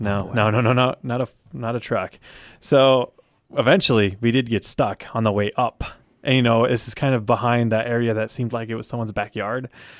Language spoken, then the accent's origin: English; United States; Like, I'm just American, you know.